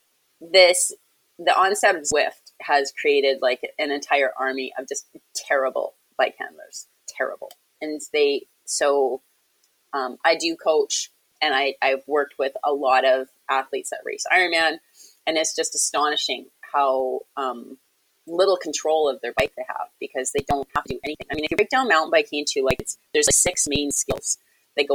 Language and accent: English; Victoria, British Columbia, Canada; It's my hometown race.